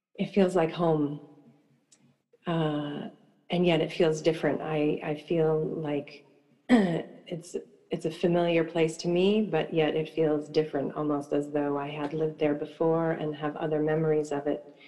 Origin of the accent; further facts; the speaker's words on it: eastern Long Island, New York, United States; growing up on the East Coast in a um, very rural part of the eastern part of Long Island